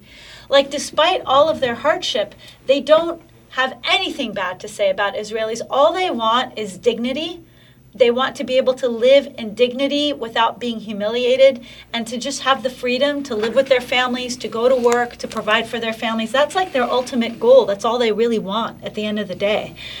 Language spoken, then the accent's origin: English; West Bank, Palestine; heard my Arabic, and they knew that I was from there, just from listening to my Arabic. They said, where are you from? I said, I'm from here. My parents got married here in 1970.